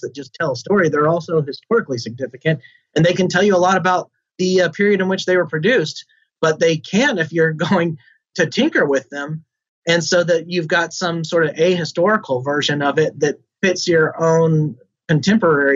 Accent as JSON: {"language": "English", "region": "Alabama", "country": "United States", "said": "I'm certainly proud of being from Alabama and being a Southerner"}